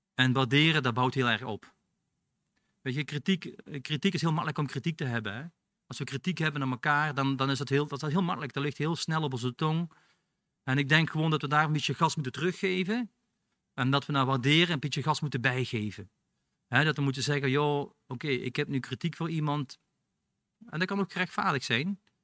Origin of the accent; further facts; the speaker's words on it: Belgium; now in Netherlands; ik ben een Belg